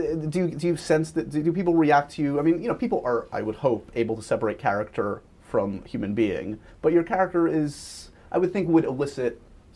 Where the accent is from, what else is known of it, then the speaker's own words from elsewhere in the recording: New York, United States; born there; again, I was born in New York, and I grew up with Regis